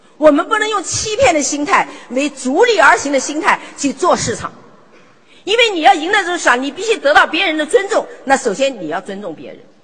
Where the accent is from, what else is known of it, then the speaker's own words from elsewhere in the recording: China; 我们中国人很厉害